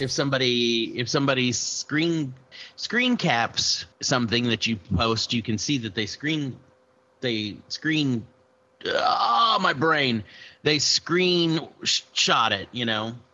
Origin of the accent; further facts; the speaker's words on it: Austin, Texas, United States; I'm from Austin